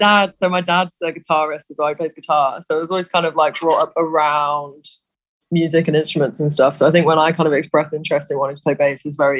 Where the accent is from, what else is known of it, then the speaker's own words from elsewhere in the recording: Warwick, West Midlands, United Kingdom; moved away as an adult; now in Manchester, United Kingdom; I'm from Warwick originally. I moved up to Manchester about 6 years ago, though.